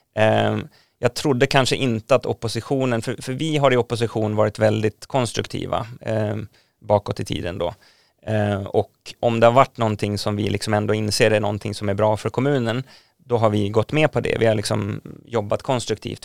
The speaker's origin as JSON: {"language": "Swedish", "town": "Nynäshamn", "region": "Stockholm County", "country": "Sweden", "tie": "born or raised there", "said": "jag är uppvuxen i Nynäshamn"}